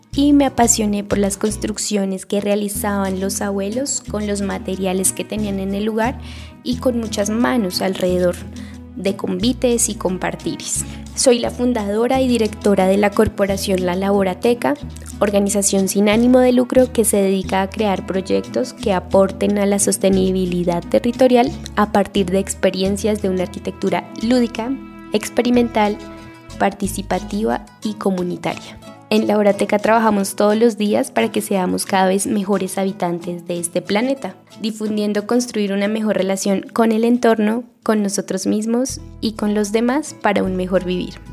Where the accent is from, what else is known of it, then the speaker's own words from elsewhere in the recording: Ciénega, Boyacá, Colombia; Yo nací en Ciénega, crecí entre campos y casas de adobe